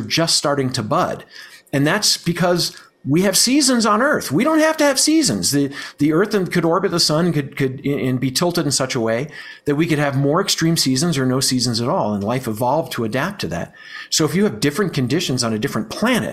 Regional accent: Virginia, United States; now in Colorado, United States; I grew up in Virginia, you know, it doesn't get that much cooler at night, but I live in Colorado now

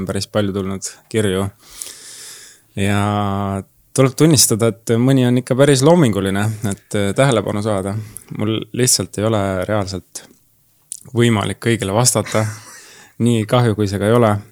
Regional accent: Türi, Järva County, Estonia; tulen Türilt ja ma olen massöör

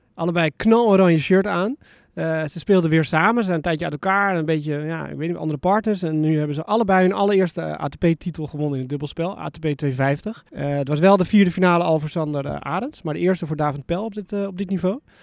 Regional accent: Netherlands; ik ben in Nederland opgevoed

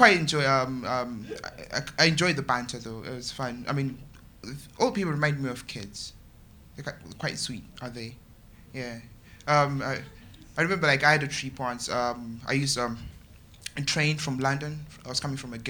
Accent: Zimbabwe; moved away as an adult; now in United Kingdom; I'm from Zimbabwe. I've been living here for 3 years.

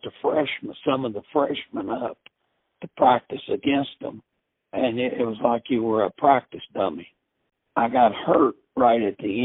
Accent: Versailles, Kentucky, United States; I was from Versailles

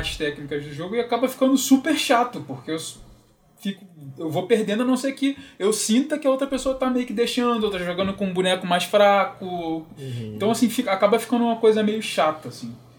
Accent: Rio de Janeiro, Brazil; moved away; eu sou carioca

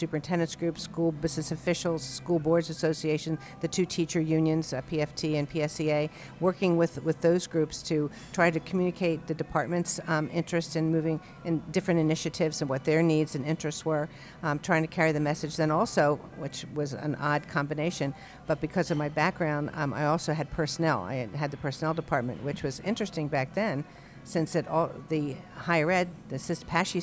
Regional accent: Bryn Mawr, Pennsylvania, United States; moved away as an adult; also born or lived in Gulf Mills, Pennsylvania; I grew up outside of Philadelphia, originally from the Bryn Mawr area, and then ultimately my parents built a home in Gulf Mills

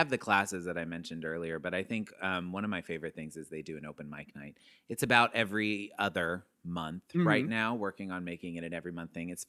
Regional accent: Arkansas, United States; also born or lived in Texas; I'm from Arkansas and Texas. That's where I was raised primarily.

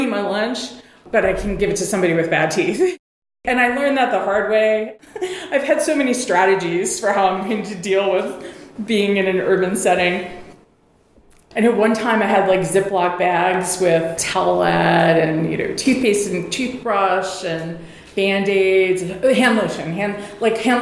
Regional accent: New York City, New York, United States; I grew up in New York City

